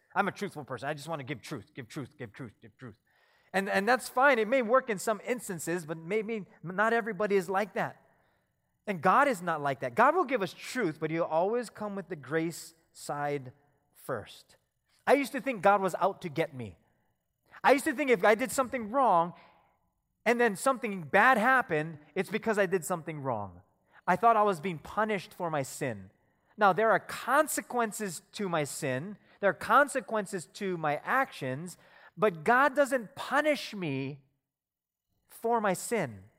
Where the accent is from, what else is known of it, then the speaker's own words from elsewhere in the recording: Philippines; I'm Filipino